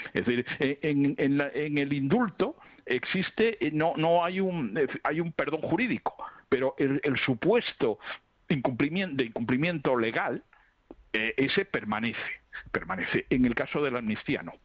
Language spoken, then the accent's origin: Spanish; Catalonia, Spain; yo vivo en Barcelona y soy catalán